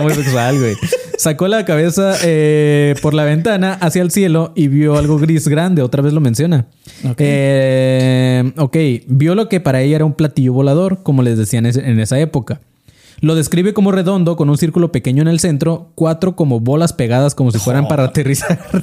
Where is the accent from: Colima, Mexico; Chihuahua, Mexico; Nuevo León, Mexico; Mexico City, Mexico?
Colima, Mexico; yo soy de Colima